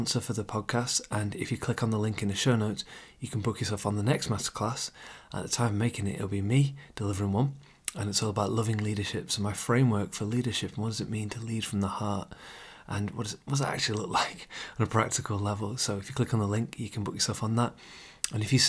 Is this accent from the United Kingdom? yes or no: yes; England, United Kingdom; I'm English, I live in the UK